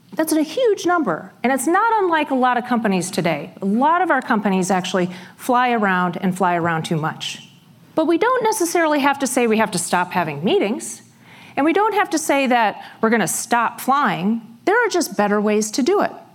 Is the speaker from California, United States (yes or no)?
no; Iowa, United States; I grew up in Iowa in a very small town about 60 miles south of Rochester, Minnesota.